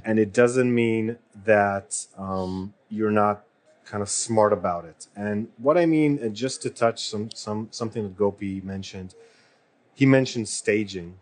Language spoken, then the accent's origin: English; Israel; moved away; I am from Israel and I worked with a mm-hmm. lot of startups